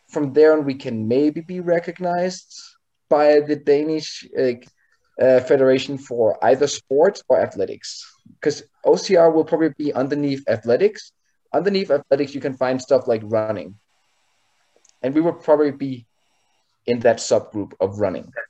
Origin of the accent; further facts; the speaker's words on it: Canada; we're Canadian.